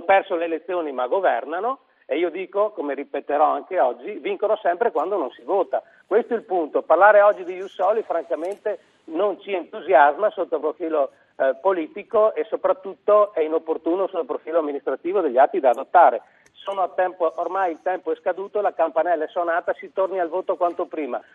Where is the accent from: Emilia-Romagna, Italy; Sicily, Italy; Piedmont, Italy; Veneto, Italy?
Veneto, Italy; come Veneti